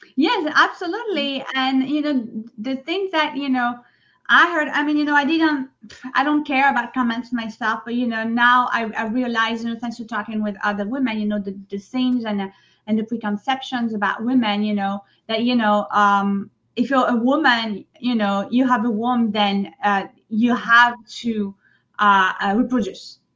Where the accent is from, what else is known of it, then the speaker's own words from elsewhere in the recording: Provence-Alpes-Côte d'Azur, France; English is a second language; moved away as an adult; now in New York City, United States; I grew up in France